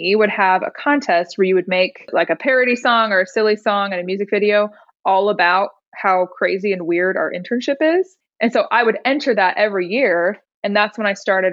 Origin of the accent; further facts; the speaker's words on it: Indiana, United States; moved away as an adult; now in Nashville, United States; I'm actually from Indiana. So I grew up in Indiana